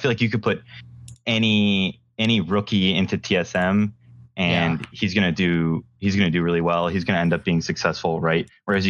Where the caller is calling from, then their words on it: Charlottesville, Virginia, United States; I'm in Charlottesville, Virginia right now.